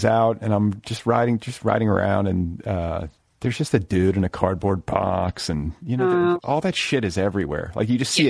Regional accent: Midwest, United States; now in Los Angeles, United States; I grew up in the Midwest and I go back there to visit

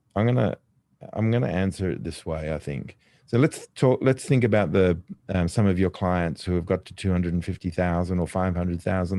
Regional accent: Australia; me, being Australian

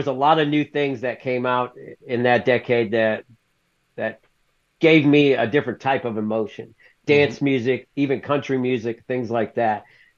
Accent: the South, United States; I'm from the South, so I was raised in the South

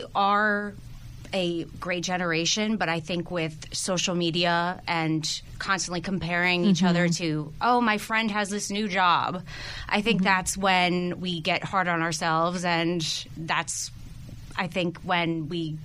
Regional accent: East Coast, United States; I am from the East Coast.

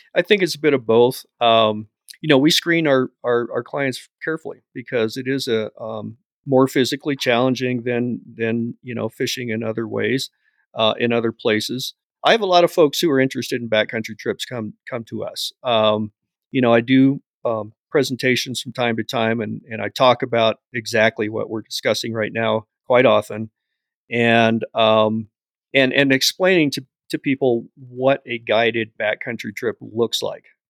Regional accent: Bailey, Colorado, United States; Bailey, Colorado is my hometown.

